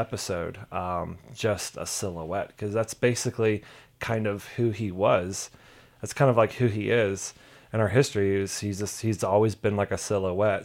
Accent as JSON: {"language": "English", "region": "Southeast", "country": "United States", "said": "I'm from the Southeast"}